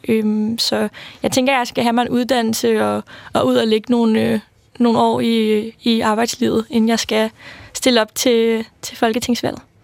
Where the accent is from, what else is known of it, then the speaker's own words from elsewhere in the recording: Værløse, Capital Region of Denmark, Denmark; now in Copenhagen, Denmark; jeg er vokset op i Værløs, lidt uden for København. Øh, og i dag bor jeg i København